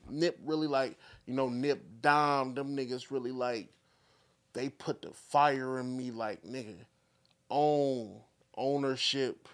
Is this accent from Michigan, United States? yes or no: yes; Flint, Michigan, United States; I'm from the north side. This is the north side right here. This the south of Flint